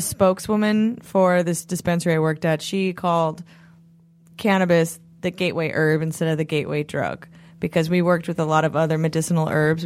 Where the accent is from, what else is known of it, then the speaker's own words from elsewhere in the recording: New England, United States; I'm just from New England